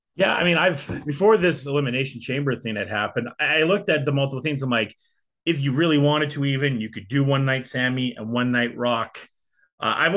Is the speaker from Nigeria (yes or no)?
no; England, United Kingdom; now in Canada; Being a Brit, uh, British Canadian